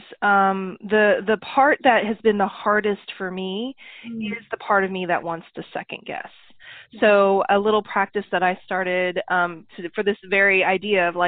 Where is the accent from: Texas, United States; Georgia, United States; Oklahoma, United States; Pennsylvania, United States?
Oklahoma, United States; now in San Francisco, United States; I grew up in Oklahoma